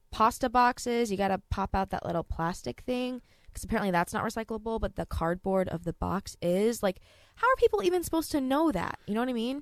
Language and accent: English; Texas, United States; I'm from Texas too